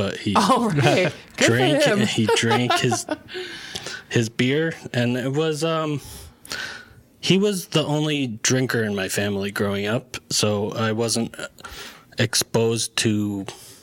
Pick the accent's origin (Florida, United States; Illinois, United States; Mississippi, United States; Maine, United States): Maine, United States; Lewiston; also born or lived in Leeds, Maine / Mexico City, Mexico; I am from Leeds, Maine. And I grew up in the Lewiston, Auburn area my entire life, and well, aside from the parts where I was in Mexico and further north in Maine.